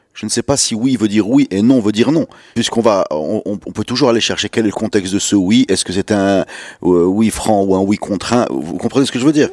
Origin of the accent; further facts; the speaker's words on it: Morocco; quand on dit qu'on est marocain